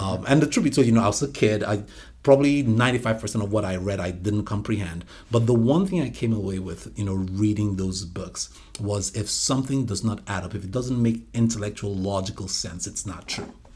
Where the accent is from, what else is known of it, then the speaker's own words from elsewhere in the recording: Nigeria; moved away as an adult; also born or lived in United States / Atlanta / Washington, D.C.; now in Evansville, United States; My older brother and I were born here, but, you know, we went back with them. And I came back to the States about, uh, let's see here, my goodness, twenty-three years ago